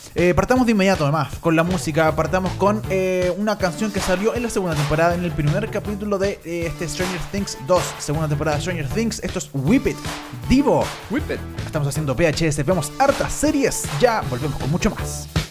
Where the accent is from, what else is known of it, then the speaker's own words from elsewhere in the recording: Chile; somos los chilenos